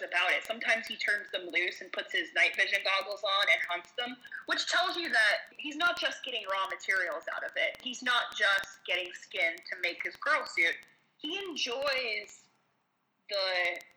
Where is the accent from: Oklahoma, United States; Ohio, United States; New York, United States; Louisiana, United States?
Ohio, United States; Marietta; my hometown. Marietta, Ohio